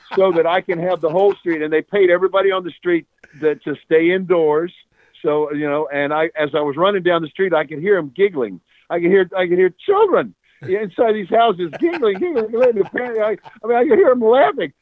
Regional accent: Mississippi, United States; moved away; also born or lived in New Orleans, Louisiana / California; I grew up down south. I'm a Mississippi, New Orleans from that from that neck.

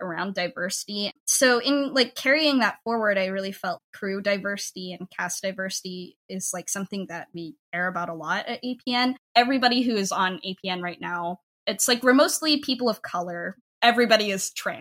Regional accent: United States; I'm a diaspora Filipino, I grew up in the United States

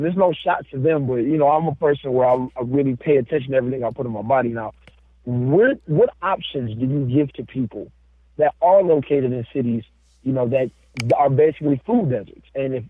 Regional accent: Detroit, Michigan, United States; I'm born and raised in Detroit, still in Detroit

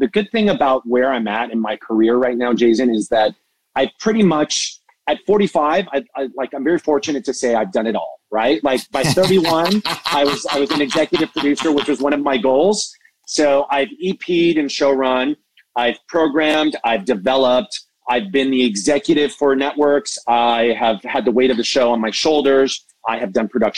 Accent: Southern California, United States; I was born and raised in Southern California

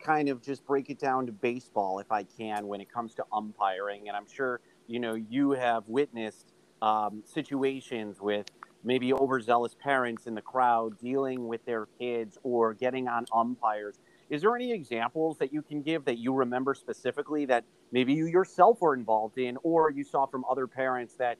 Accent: Chicago, Illinois, United States; someone like myself who grew up in the Chicagoland area

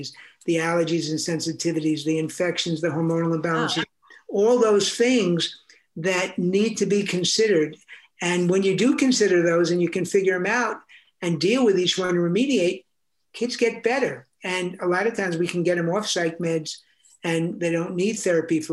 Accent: New York City, New York, United States; I grew up in New York City

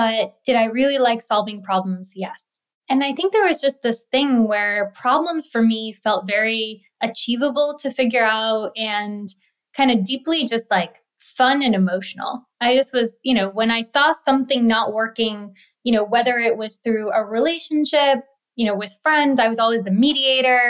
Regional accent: New York City, New York, United States; also born or lived in India; living in India and then growing up in New York City

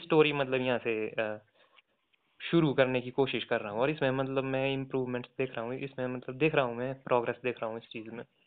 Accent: Kullu, Himachal Pradesh, India; also born or lived in Shimla; मैं कुल्लू से हूँ

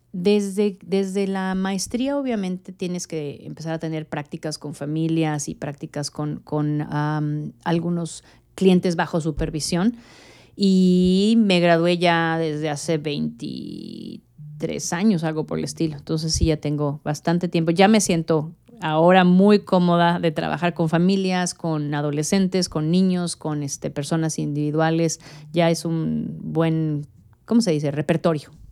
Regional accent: Mexico City, Mexico; moved away as an adult; also born or lived in Honduras / Guatemala / Monterrey, Mexico / Miami, United States; now in Dallas, United States; yo nací en México, eh, yo soy mexicana

